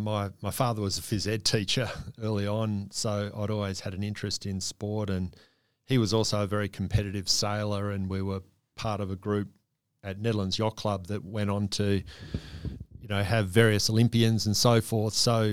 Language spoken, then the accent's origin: English; Australia; And all of a sudden, as an Australian athlete, certainly a rower, there was every likelihood that you could aspire to win a medal.